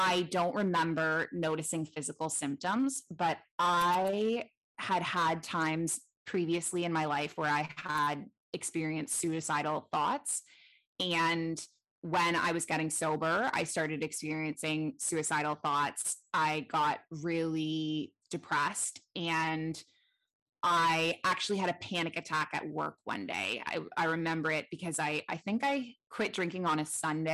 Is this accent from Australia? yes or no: no; Toronto, Ontario, Canada; moved away as an adult; now in Bali, Indonesia; I'm originally from Toronto, Canada. That's where I grew up.